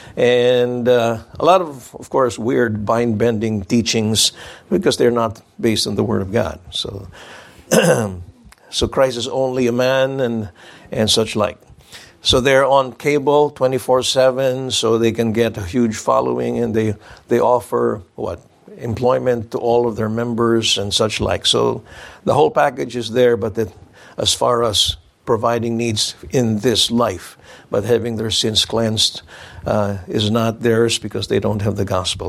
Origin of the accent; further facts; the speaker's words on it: Philippines; I told them I was from the Philippines